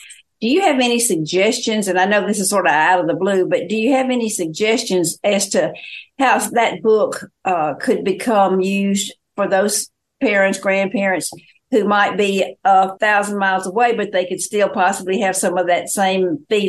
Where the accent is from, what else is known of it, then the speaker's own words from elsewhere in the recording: Eastern Arkansas, United States; I grew up in Eastern Arkansas